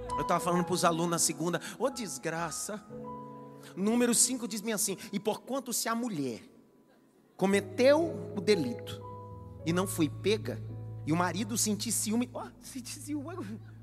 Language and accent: Portuguese; Northeast Region, Brazil; eu sou nordestino